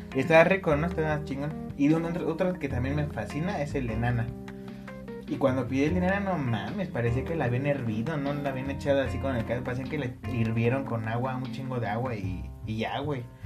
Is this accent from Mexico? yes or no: yes; Mexico; somos mexicanos